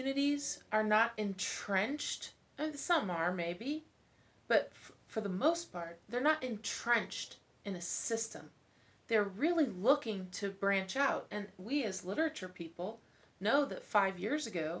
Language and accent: English; Kansas City, Kansas, United States; moved away as an adult; also born or lived in Lee's Summit, Missouri; I grew up in Wyandotte County and then spent a little time in Lee Summit at high school